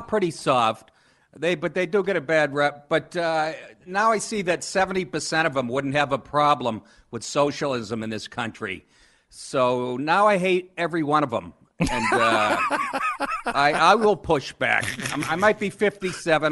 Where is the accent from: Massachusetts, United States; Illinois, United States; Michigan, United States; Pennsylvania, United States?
Massachusetts, United States; Boston; moved away as an adult; also born or lived in Maine / Los Angeles / New York; I, I grew up in Boston. I went to school, University of Maine, and then I, and I've spent the last twenty-five years in L A and New York